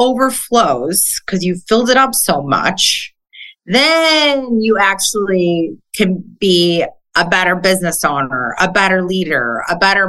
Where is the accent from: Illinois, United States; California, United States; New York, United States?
Illinois, United States; Chicago; moved away as an adult; also born or lived in Jersey Shore; now in Pittsburgh, United States; I'm originally from Chicago